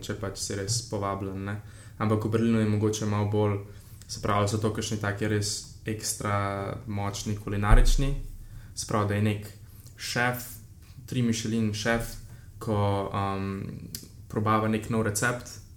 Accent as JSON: {"language": "Slovenian", "country": "Slovenia", "also_born_or_lived": "Ljubljana", "said": "smo iz Slovenije, še posebej v Ljubljani"}